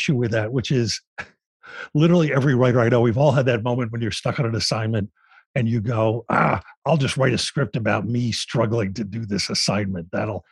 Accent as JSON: {"language": "English", "town": "Philadelphia", "region": "Pennsylvania", "country": "United States", "said": "I'm from Philadelphia"}